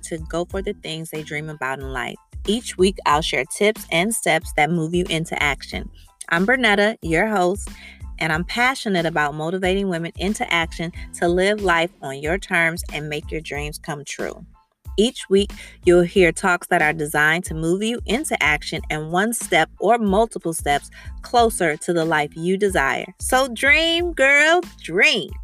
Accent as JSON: {"language": "English", "town": "Chicago", "region": "Illinois", "country": "United States", "tie": "born or raised there", "said": "I'm from Chicago and I lived through that time period, which was amazing. I was in high school and college during those 6 years"}